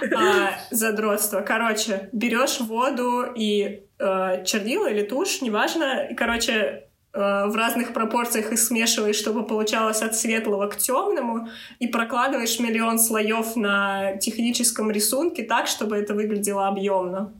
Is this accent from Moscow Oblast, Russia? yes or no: yes; Moscow Oblast, Russia; moved away; я всего лишь из Московской области